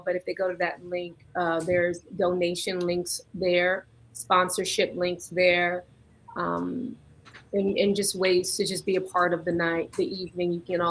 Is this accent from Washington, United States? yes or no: no; Compton, California, United States; I'm from Compton, California, and as everyone knows, that is, you know, horses. I grew up watching them just, you know, riding down the street, the Compton Cowboys and things like that.